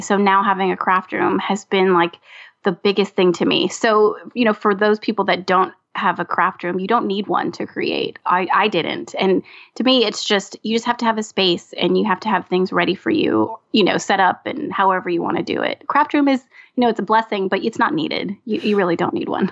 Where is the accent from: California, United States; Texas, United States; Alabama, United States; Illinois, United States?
California, United States; now in Louisiana, United States; Originally born and raised in California